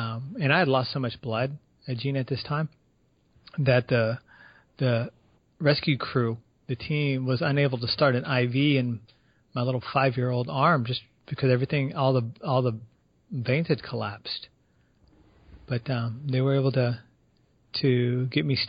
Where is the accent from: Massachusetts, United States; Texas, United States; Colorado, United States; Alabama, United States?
Texas, United States; San Antonio; San Antonio is in Texas. That's my hometown